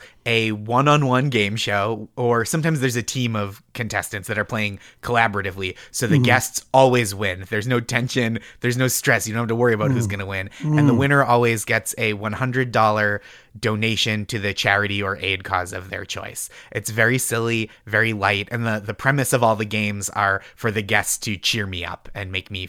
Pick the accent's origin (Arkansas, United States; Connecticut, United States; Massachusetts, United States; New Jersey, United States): Massachusetts, United States; Stoneham; I grew up in Stoneham, Massachusetts.